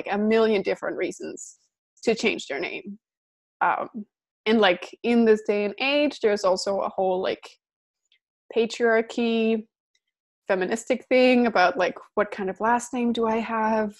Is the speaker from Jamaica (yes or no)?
no; Denmark; I'm from Denmark